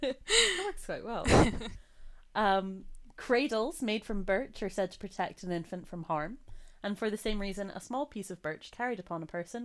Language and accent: English; United States; now in Scotland, United Kingdom; I was raised in America